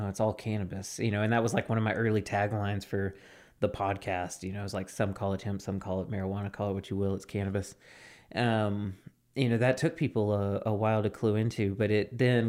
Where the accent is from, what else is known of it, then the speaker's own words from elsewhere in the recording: Mississippi, United States; like in my home state of Mississippi, like it's taken them forever to get their hemp rules